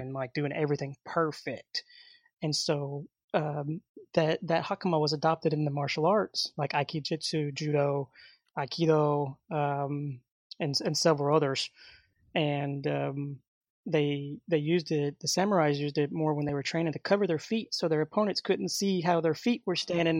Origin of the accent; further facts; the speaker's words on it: Hot Springs, Arkansas, United States; I was born in Hot Springs, Arkansas